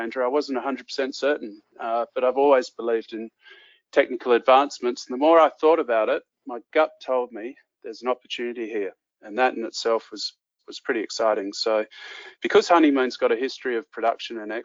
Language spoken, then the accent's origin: English; Western Australia, Australia; I grew up in Western Australia where mining accounts for about 45% of the state's gross revenue.